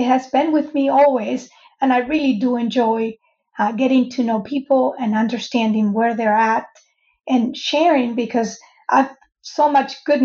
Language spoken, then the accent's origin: English; Venezuela; moved away as an adult; I grew up in Venezuela, by the way. I came here to go to college